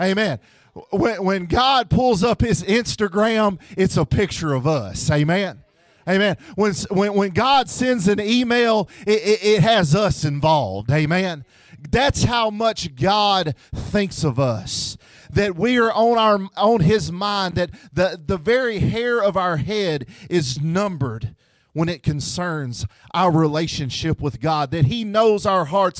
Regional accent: Memphis, Tennessee, United States; moved away; I'm from Tennessee, so if you hear the word ain't and y'all, uh, that's what's wrong with me. I'm from Memphis, Tennessee

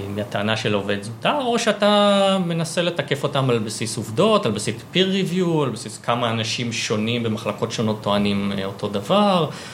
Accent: Savyon, Central District, Israel; נולדתי בסביון, אה, גדלתי שם

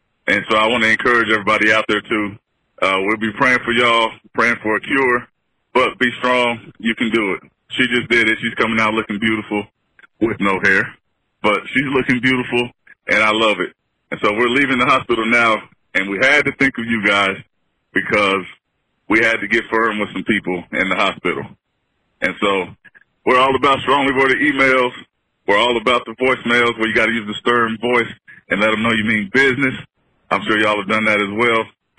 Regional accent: Oklahoma, United States; We're from Oklahoma.

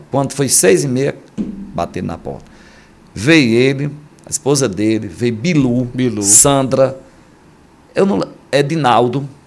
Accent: Northeast Region, Brazil; eu só durmo de rede, certo. sou bem nordestino mesmo.

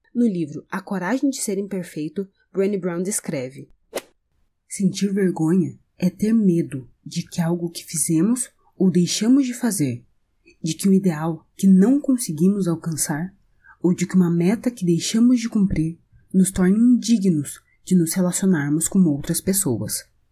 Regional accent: Brazil; sou brasileira

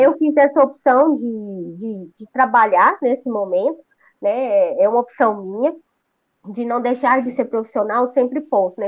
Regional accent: Rio Verde, Goiás, Brazil; eu sou de Rio Verde, Goiás

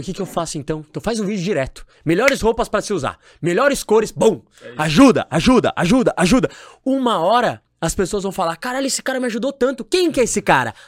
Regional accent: São Paulo, Brazil; moved away as an adult; now in Florianópolis, Brazil; Eu, por exemplo, hoje eu moro em Florianópolis. Uhum. Eu sou de São Paulo. Minha cultura é de São Paulo.

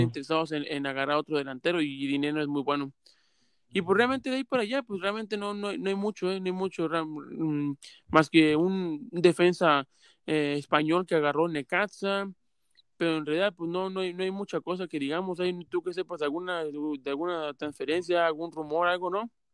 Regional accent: Mexico; uno como mexicano

